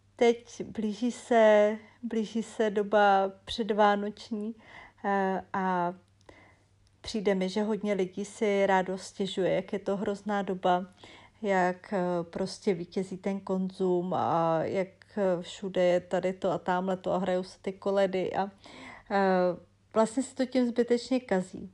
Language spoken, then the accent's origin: Czech; Czechia; also born or lived in Arkansas, United States; u nás